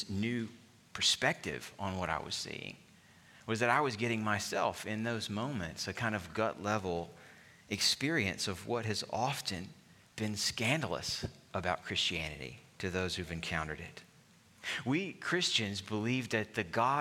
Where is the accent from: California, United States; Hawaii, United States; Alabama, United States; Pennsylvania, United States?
Alabama, United States; my home state of Alabama